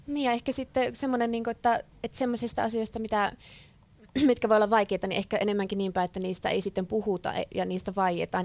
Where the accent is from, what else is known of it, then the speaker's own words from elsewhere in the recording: Ivalo, Lapland, Finland; minä olen Ivalosta kotoisin